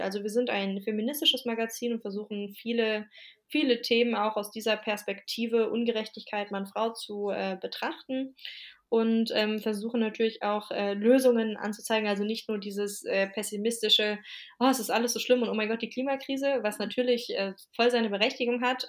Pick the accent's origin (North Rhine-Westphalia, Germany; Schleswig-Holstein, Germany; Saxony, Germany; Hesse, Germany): Hesse, Germany; Wiesbaden; moved away as an adult; now in Leipzig, Germany; zu Wiesbaden, das ist meine Heimatstadt und da sitze ich auch gerade, weil ich hier bei meinen Eltern zu Besuch bin